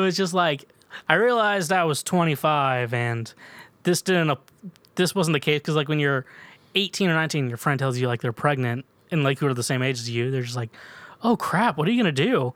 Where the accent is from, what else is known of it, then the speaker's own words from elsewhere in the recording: Midwest, United States; I'm from the mid, we're both from the Midwest